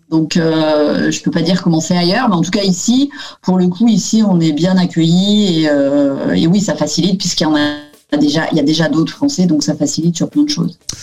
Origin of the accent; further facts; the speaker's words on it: France; moved away as an adult; ma rue en France où, euh, j'ai habité